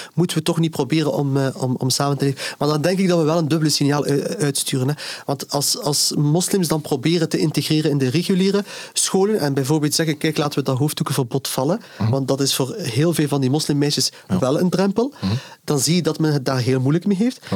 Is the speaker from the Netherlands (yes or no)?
no; Ghent, Flanders, Belgium; ik ben hier geboren en, en getogen. ik ben ook fier op mijn stad. Ik voel mij ook op en top Gentenaar